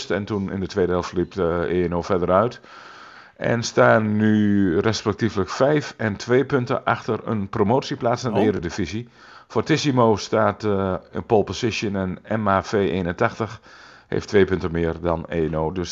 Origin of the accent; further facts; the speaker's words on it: Veenoord, Drenthe, Netherlands; En mijn oude clubje, want ik, ik kom uit Veenhoord.